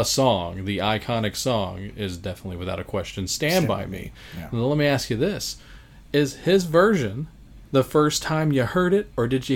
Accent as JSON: {"language": "English", "town": "Baton Rouge", "region": "Louisiana", "country": "United States", "tie": "born or raised there", "said": "the house I grew up in Baton Rouge, Louisiana"}